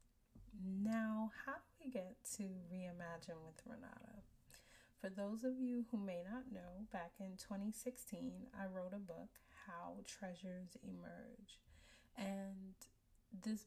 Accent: New York City, New York, United States; born and raised in Brooklyn, New York, and still living here.

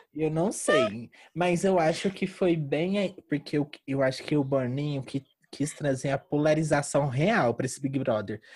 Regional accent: Uberlândia, Minas Gerais, Brazil; eu sou de Uberlândia

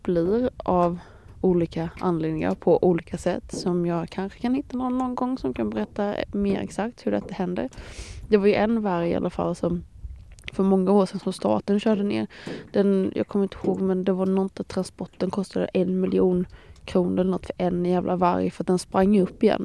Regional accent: Småland, Sweden; jag är ju smålänning

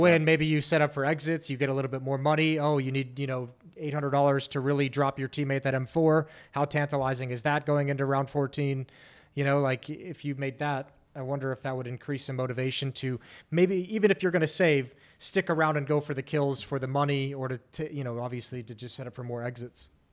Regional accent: United States; speaking as an American

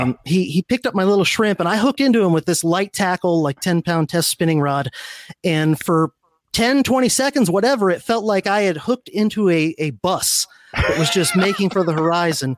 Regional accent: South Florida, United States; also born or lived in Miami; I grew up in South Florida

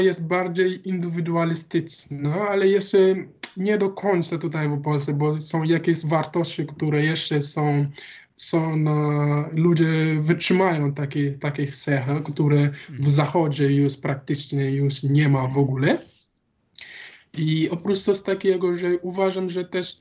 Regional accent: Dakar, Senegal; Polish is a second language; moved away as an adult; now in Wrocław, Poland; z Dakaru pochodzę.

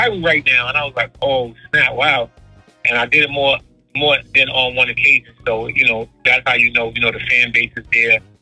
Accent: New York City, New York, United States; I'm from Harlem, New York City

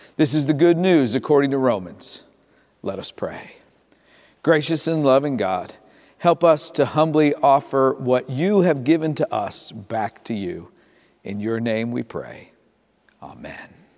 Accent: Tyrone, Pennsylvania, United States; moved away; my hometown, Tyrone, Pennsylvania

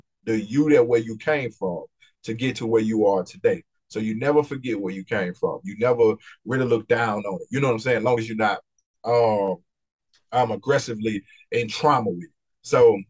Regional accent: Mississippi, United States; being from Mississippi

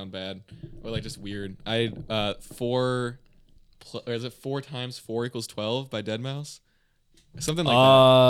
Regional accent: Appleton, Wisconsin, United States; We are from the Appleton area, kind of all around there.

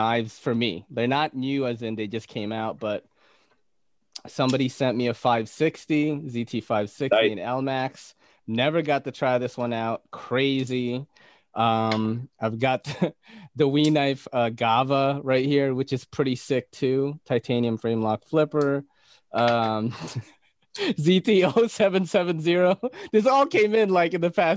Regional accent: Naga, Bicol Region, Philippines; moved away; I came from the Philippines, from a region known as Bicol. I was born in Naga City

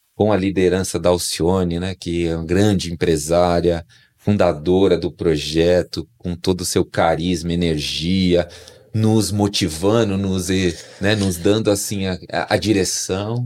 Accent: São Paulo, Brazil; Sou natural aqui de São Paulo, capital

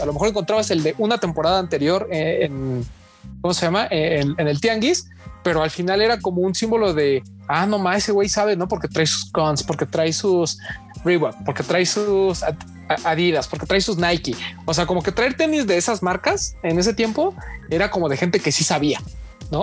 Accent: Mexico

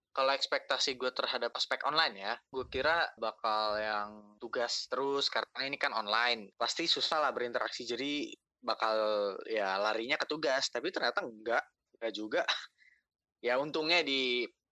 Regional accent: Bekasi, West Java, Indonesia; gue dari Bekasi

